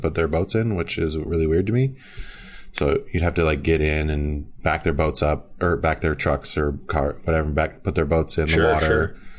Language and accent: English; Lake Mille Lacs, central Minnesota, United States; I grew up on Lake Mille Lacs in central Minnesota.